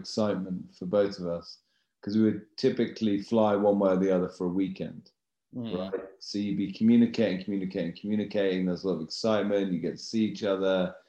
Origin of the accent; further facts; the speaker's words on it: United Kingdom; And she was interesting to me as a Brit.